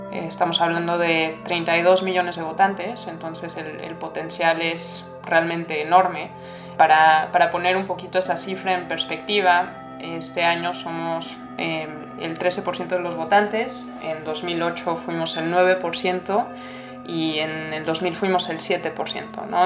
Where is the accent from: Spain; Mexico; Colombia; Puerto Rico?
Mexico; now in United States; como mexicana